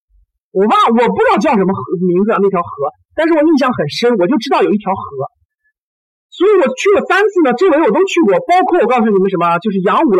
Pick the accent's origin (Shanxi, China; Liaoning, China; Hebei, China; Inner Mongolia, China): Shanxi, China; Taiyuan; 因为我我我我我我就是山西人嘛，在太原长大的。